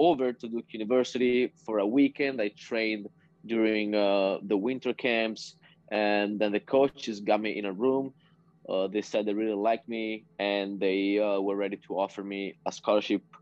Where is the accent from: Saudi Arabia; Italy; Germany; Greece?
Italy; near Verona, Veneto; also born or lived in North Carolina, United States; I came back home and signed first for a club here near Verona